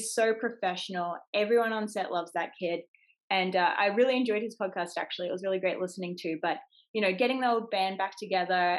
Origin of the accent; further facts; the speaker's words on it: Gold Coast, Queensland, Australia; where I grew up on the Gold Coast, we have Warner Brothers Studios